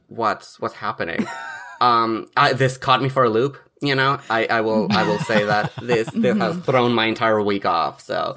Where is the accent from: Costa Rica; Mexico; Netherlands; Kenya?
Mexico; moved away; I'm from Mexico, I should say. Like, I was born and raised over there.